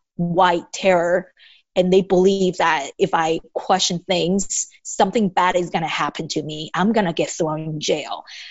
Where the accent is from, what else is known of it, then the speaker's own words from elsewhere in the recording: Taiwan; English is a second language; now in United States; I grew up in Taiwan